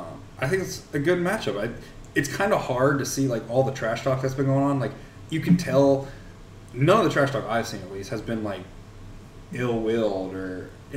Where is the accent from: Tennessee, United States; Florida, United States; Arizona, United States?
Florida, United States; St. Johns / Clay County, Jacksonville area; even though we're from St. John's Clay or whatever.